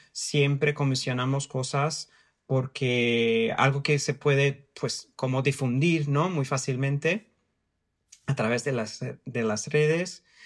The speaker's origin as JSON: {"language": "Spanish", "region": "São Paulo", "country": "Brazil", "tie": "born or raised there", "also_born_or_lived": "Mexico", "second_language": "Spanish", "moved": "as an adult", "lives_now": "London, United Kingdom", "said": "Yo, yo nací, crecí en San Paulo, vivo aquí en Londres y he vivido en, en México"}